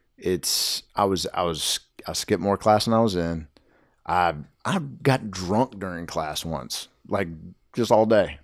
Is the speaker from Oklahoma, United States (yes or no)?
no; Nashville, Tennessee, United States; I grew up in Hermitage